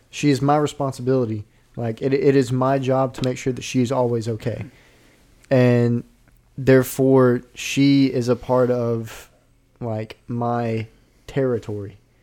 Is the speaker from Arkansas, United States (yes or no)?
yes; Arkansas, United States; I'm from Arkansas